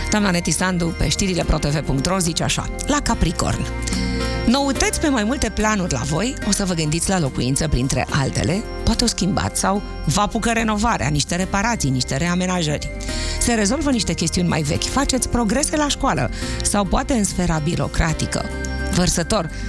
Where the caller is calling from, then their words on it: Arad, Arad County, Romania; din Arad.